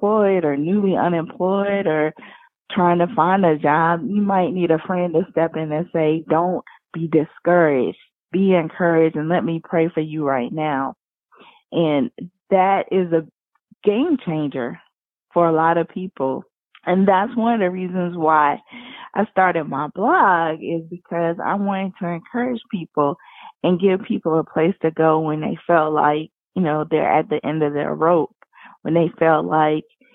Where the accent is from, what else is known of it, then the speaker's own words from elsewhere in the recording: Wilmington, North Carolina, United States; I was raised a Christian in Wilmington, North Carolina